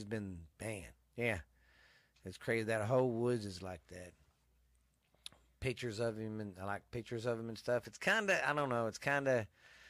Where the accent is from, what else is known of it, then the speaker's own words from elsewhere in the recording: Mineral Wells, Texas, United States; In the 80s, I grew up here in Mineral Wells